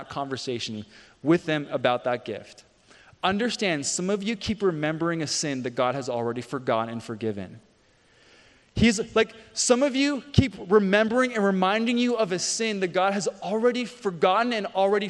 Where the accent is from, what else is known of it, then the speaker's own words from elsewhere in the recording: Canada; moved away; I played hockey growing up. I grew up in Canada